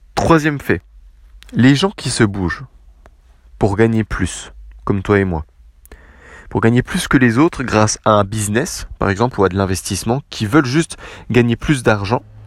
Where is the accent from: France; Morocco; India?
France; je suis Français